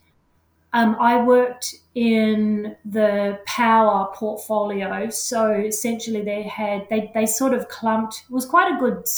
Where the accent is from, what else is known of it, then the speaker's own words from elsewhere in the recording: Australia; accent: Australian; moved away as an adult; now in Auckland, New Zealand; I am actually Australian. You can certainly hear that in my accent.